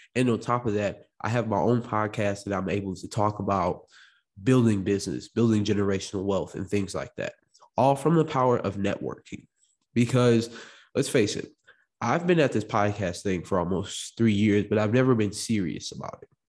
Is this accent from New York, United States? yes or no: no; Morris, Illinois, United States; also born or lived in Chicago, Illinois; I came from Chicago, Illinois, also was born in, also was raised in, uh, Morris, Illinois